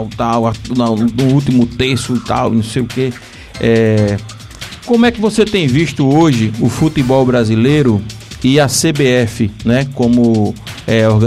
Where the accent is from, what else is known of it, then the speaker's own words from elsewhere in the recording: Northeast Region, Brazil; É uma figura que, que dá muito orgulho pra gente. Sendo nordestino ainda mais.